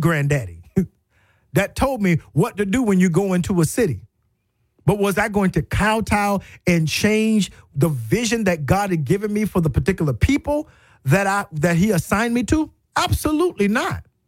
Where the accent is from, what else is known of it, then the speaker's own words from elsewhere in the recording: South Carolina, United States; moved away as an adult; also born or lived in Florida; now in Tuscaloosa, United States; I was really from South Carolina